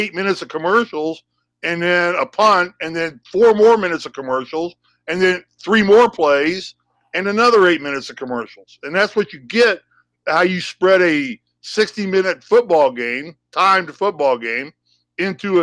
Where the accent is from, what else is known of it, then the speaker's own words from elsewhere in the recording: Indiana, United States; I grew up in Indiana watching Notre Dame play